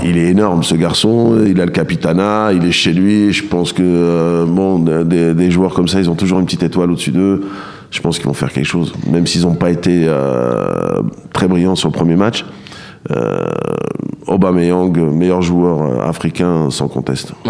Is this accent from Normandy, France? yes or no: yes; Le Havre, Normandy, France; je viens du Havre